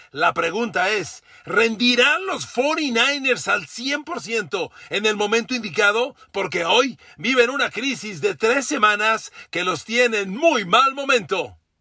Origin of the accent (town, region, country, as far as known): Mexico